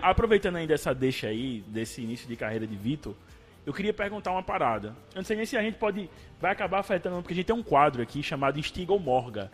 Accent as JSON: {"language": "Portuguese", "region": "Paraíba", "country": "Brazil", "said": "a gente como paraibano"}